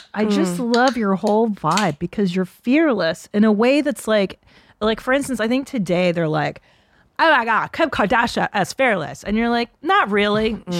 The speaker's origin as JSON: {"language": "English", "town": "Windsor", "region": "Ontario", "country": "Canada", "said": "I'm from Sweet Windsor."}